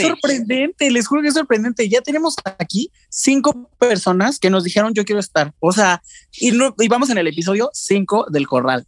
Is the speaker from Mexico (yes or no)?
yes; Mexico; lo más importante para nosotros como, como mexicanos siempre fue la televisión. Nos criamos cuando estábamos chiquitos con eso